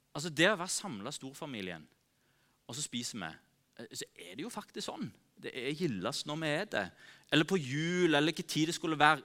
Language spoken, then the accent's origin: Norwegian; Norway; oss som nordmenn